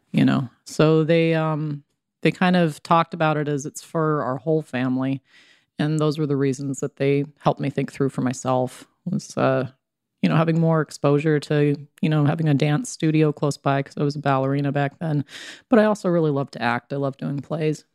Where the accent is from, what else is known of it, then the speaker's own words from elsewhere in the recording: Browning, Montana, United States; also born or lived in Kalispell, Montana; raised in Browning, Montana on the Blackfeet Reservation